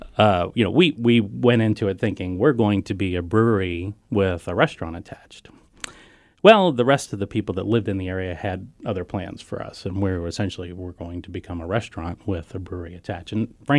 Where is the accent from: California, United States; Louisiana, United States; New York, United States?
Louisiana, United States; now in Bellevue, United States; I'm originally from Louisiana, and everything there has got E-A-U-X